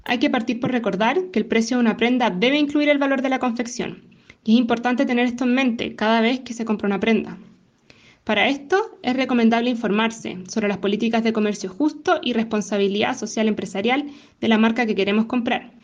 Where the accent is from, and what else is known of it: Chile